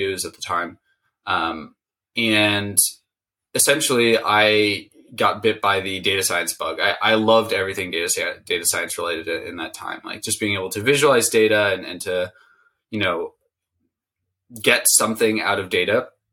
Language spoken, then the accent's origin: English; Silicon Valley, California, United States; I grew up in Silicon Valley